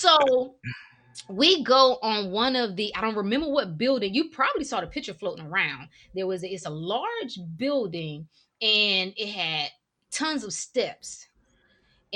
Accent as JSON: {"language": "English", "region": "North Carolina", "country": "United States", "moved": "as an adult", "lives_now": "Washington, DC area, United States", "said": "I'm originally from North Carolina."}